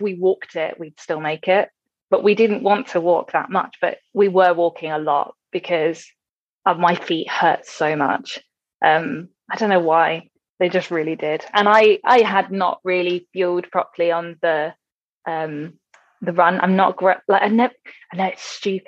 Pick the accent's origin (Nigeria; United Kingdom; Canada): United Kingdom; England; we're English.